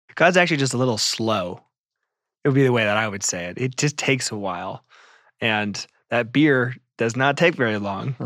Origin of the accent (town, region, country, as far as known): United States